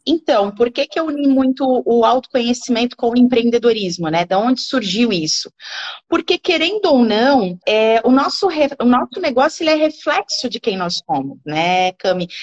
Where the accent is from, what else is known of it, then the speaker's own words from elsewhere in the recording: Gaspar, Santa Catarina, Brazil; eu sou de Gaspar, Gaspar, né? Tem que puxar o X para falar.